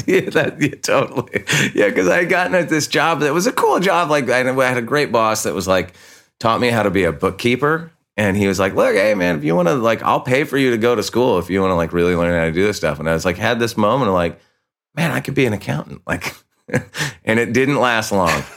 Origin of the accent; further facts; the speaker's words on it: Santa Barbara, California, United States; we're from Santa Barbara, dude. Like, half the people we grew up with are dead.